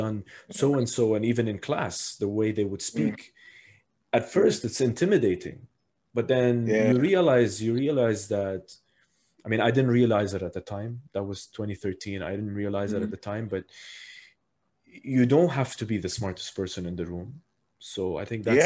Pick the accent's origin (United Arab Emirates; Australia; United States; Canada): United Arab Emirates; Abu Dhabi; I was born and raised here in Abu Dhabi